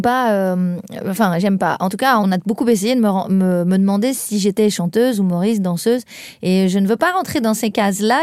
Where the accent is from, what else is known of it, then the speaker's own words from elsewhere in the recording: a small village in the Tarn, near Toulouse, Occitania, France; moved away as an adult; now in Paris, France; je viens d'un plus de Toulouse, plus loin que Toulouse, un petit village du Tarn, mais bon, on n'est pas loin de Toulouse, donc j'ai fait mes études là-bas